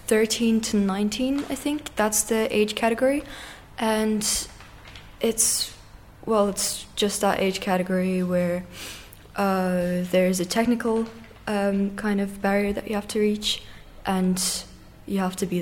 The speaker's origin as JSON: {"language": "English", "country": "Russia", "tie": "born or raised there", "also_born_or_lived": "Dublin, Ireland", "moved": "yes", "said": "Yeah, I was born in Dublin, yeah, but I started skating in Russia."}